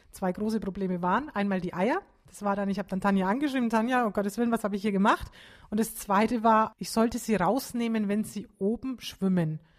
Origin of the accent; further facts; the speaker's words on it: Bavaria, Germany; Also ich als Franke kannte das jetzt nicht, muss ich mich auch nicht für